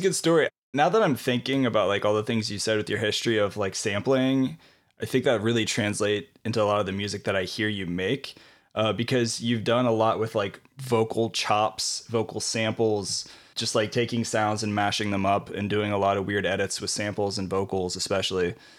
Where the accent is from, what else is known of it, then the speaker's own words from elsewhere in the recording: Ohio, United States; now in Indianapolis, United States; I grew up in Ohio, and I'm in Indianapolis now